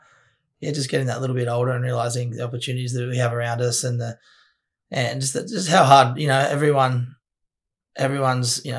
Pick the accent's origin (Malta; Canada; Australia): Australia; Cronulla, New South Wales; I born and bred Cronulla